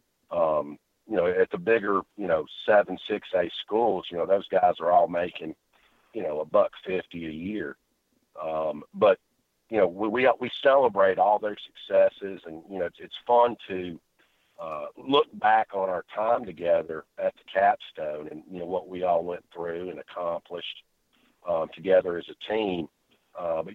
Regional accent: Birmingham, Alabama, United States; grew up in the Inverness area of Birmingham.

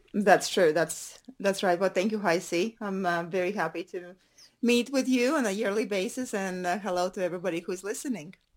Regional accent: Latvia; moved away; I'm originally from Latvia, and our Latvian roots

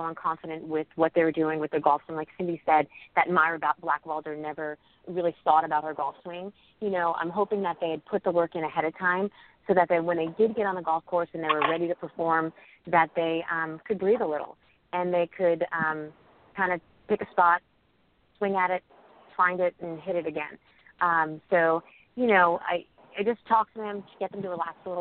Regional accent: New Jersey, United States; also born or lived in Mobile, Alabama; I'm from New Jersey

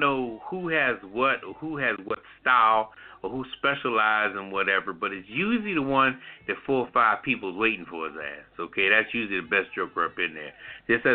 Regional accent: Philadelphia, Pennsylvania, United States; now in DMV area, United States; I'm from West Philly originally, you know, straight up born and bred

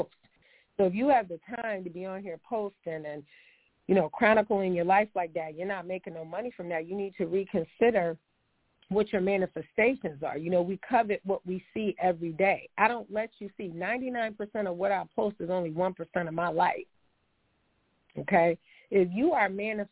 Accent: New York, United States; also born or lived in California; I'm a New Yorker, I'm a New York girl

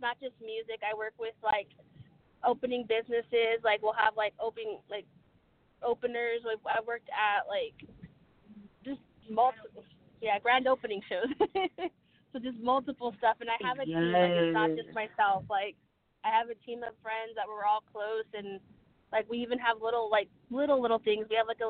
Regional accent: Nebraska, United States; I'm in Nebraska. I'm from Nebraska.

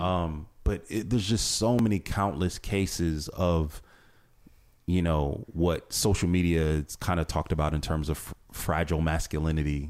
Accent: Northeast Ohio, United States; I'm originally from this area. I'm born and raised in Northeast Ohio

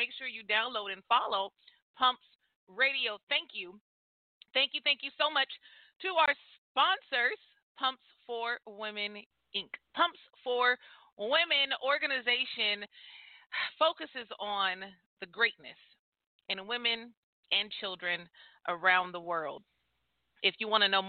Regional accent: near the Bay Area, California, United States; Bay Area, California, close to my hometown. You know what I mean? I'm a Cali girl.

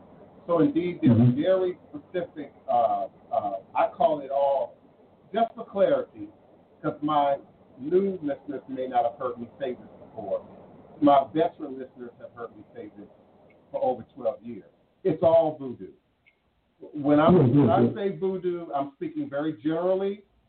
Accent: Maryland, United States; also born or lived in Illinois; now in Louisiana, United States; I was born in Illinois. I grew up in Maryland. I've been in Louisiana for over 25 years.

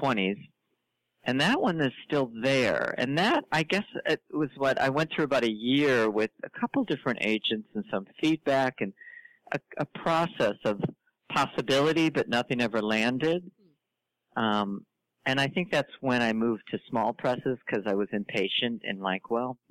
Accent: St. Louis, Missouri, United States; I'm from St. Louis

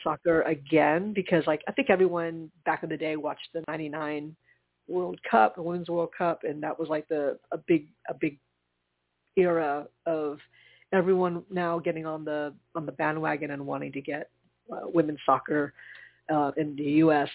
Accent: Charleston, United States; moved away; my hometown because it's not like I don't live there. Anymore. I don't, but my parents

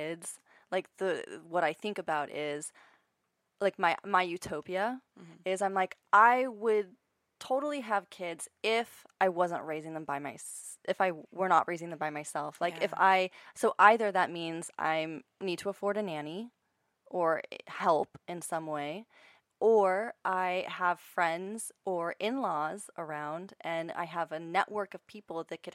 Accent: Northern Virginia, United States; now in Los Angeles, United States; I grew up in Virginia

